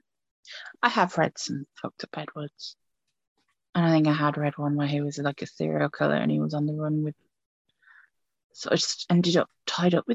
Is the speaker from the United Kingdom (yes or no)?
yes; United Kingdom; I know I'm British